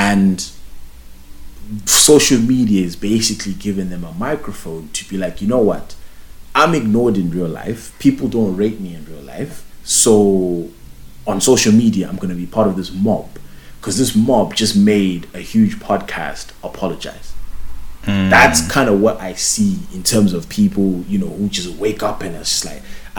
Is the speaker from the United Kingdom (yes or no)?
yes; United Kingdom; you know, I'm a British.